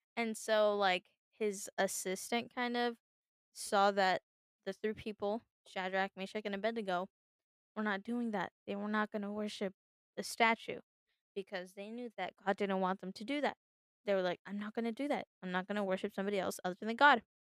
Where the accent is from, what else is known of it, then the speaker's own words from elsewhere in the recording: United States; I was born in the United States